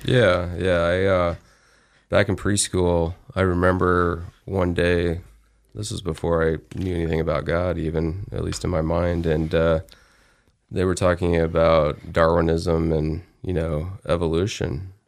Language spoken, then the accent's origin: English; Alabama, United States; also born or lived in Phoenix, Arizona; now in Idaho, United States; I was in the South, so I was in Alabama, and that's uh, where I played actually baseball and then continued to play baseball when we moved from Alabama to Phoenix, Arizona.